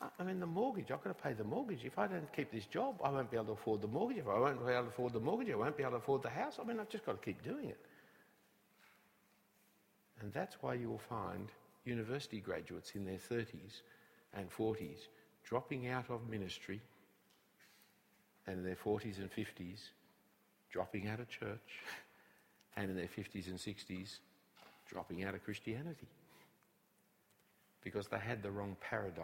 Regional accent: Sydney, New South Wales, Australia; I come from Bellevue Hill. I went to Scots College

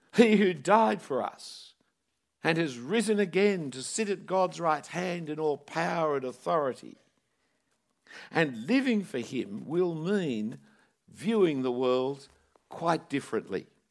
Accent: Sydney, New South Wales, Australia; I grew up in Bondi Junction

